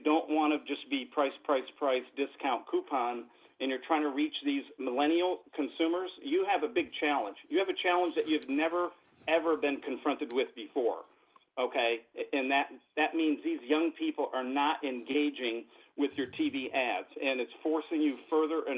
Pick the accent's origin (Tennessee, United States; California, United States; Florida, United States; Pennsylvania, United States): Pennsylvania, United States; Scranton; moved away as an adult; I'm originally from Pennsylvania. I was born in the coal regions, actually in the Scranton, Pennsylvania area